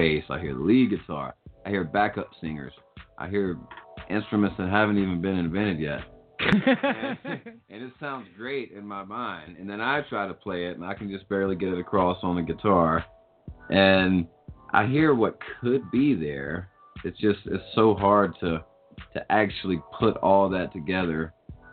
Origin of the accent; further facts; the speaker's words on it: the South, United States; I grew up listening to it because I grew up in the South